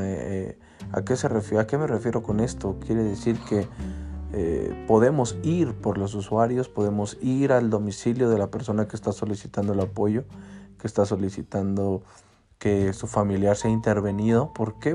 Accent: Cuautitlán Izcalli, State of Mexico, Mexico; un parque de aquí de mi municipio. Yo soy de Cuautitlán Izcalli

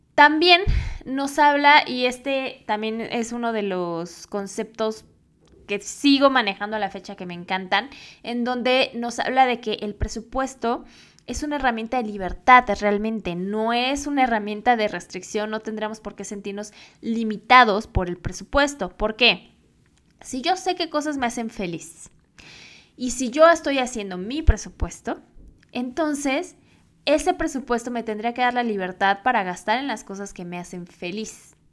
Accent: Mexico; yo estoy actualmente en México

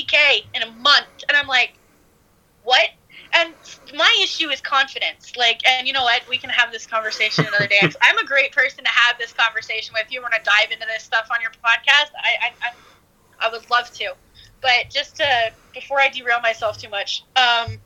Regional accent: Canada; moved away as an adult; now in United States; I'm a Canadian

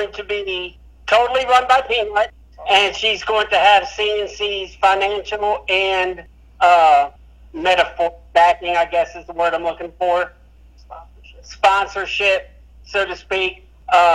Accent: Fredericksburg, Virginia, United States; moved away; I'm originally from Fredericksburg, Virginia

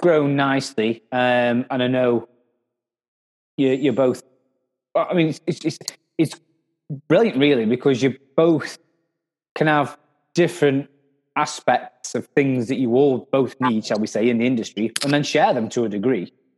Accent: Stoke-on-Trent, West Midlands, United Kingdom; I'm from Stoke

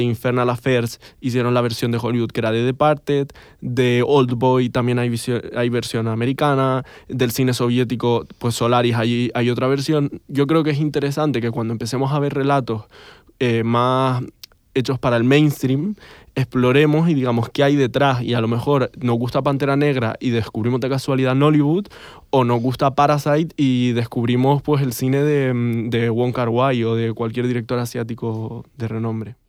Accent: Canary Islands, Spain; que yo no sé hacer porque soy canario

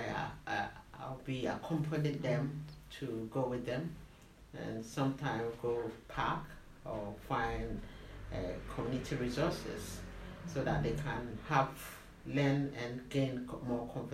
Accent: Ghana; moved away as an adult; now in London, United Kingdom; I'm Ghanaian, come from West Africa

